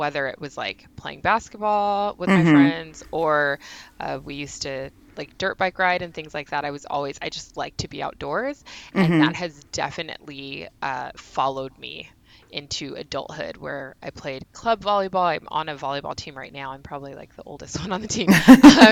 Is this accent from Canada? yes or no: no; Union City, California, United States; I'm from Union City.